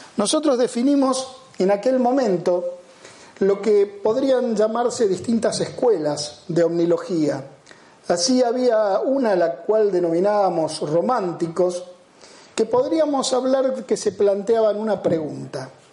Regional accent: Rosario, Santa Fe, Argentina; la ciudad de donde soy oriundo, la ciudad de Rosario

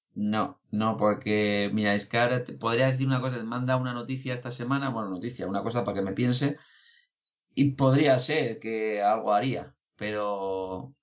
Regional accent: Basauri, Basque Country, Spain; yo soy de Basauri

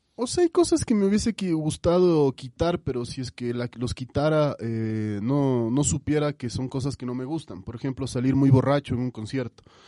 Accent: Quito, Pichincha, Ecuador; un quiteño ecuatoriano eh, orgulloso de sus raíces

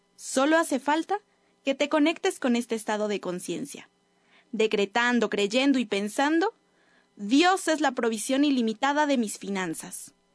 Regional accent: Huauchinango, Puebla, Mexico; yo soy de Huachinango

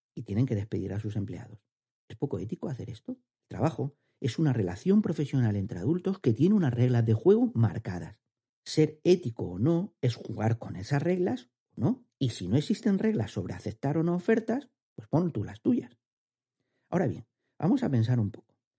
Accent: Andalusia, Spain; accent: andaluz; mi acento andaluz

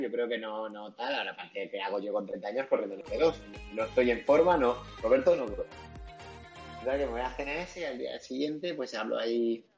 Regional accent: Madrid, Community of Madrid, Spain; yo soy de Madrid

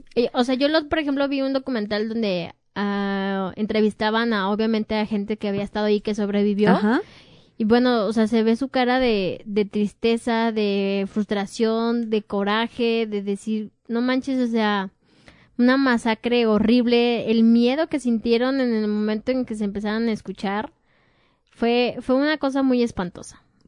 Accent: Mexico; somos mexicanos

